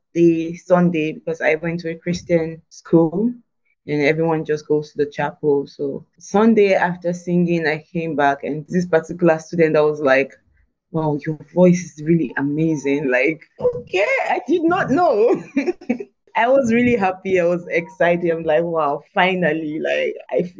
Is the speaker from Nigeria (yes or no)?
yes; Nigeria; it was grade 6. In Nigeria, it's called JSS1. So entered the school